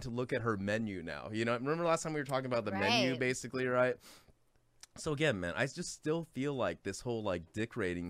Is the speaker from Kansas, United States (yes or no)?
no; San Gabriel Valley, California, United States; I grew up in San Gabriel Valley